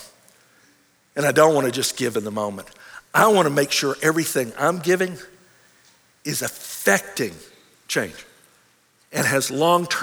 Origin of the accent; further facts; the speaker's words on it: United States